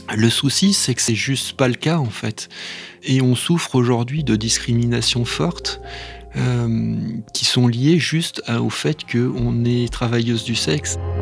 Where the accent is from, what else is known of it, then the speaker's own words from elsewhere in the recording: Vaulx-en-Velin, Auvergne-Rhône-Alpes, France; on m'a inscrit dans un, dans un club de sport, alors c'était du rugby, juste à côté de chez moi, à Vaux-en-Velin